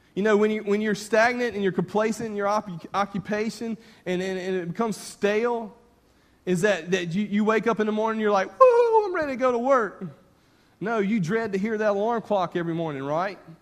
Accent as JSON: {"language": "English", "area": "north of Clinton, Louisiana", "region": "Mississippi", "country": "United States", "tie": "born or raised there", "said": "I grew up on the Mississippi Louisiana state line just north of Baton Rouge, north of Clinton, Louisiana. But I lived on the Mississippi side"}